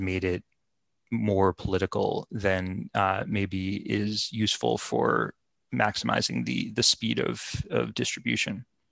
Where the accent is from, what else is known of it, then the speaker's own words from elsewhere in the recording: United States; as an American